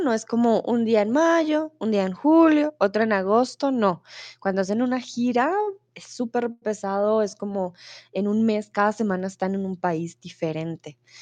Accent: Bogotá, Colombia; soy de Colombia, soy de Bogotá

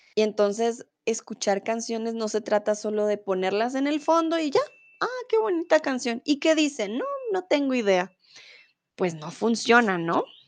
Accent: Colombia; first language Spanish; soy de Colombia

